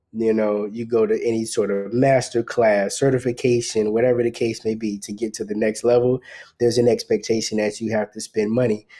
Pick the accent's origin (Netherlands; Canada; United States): United States; South Carolina; moved away as an adult; also born or lived in Los Angeles; now in Atlanta, United States; Originally from South Carolina, but I spent a lot of time in Los Angeles